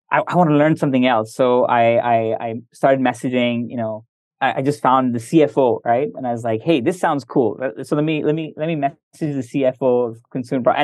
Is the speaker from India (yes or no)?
yes; India; And I'm I'm I'm Indian. I've I've been in Indonesia. I'm comfortable with the U.S.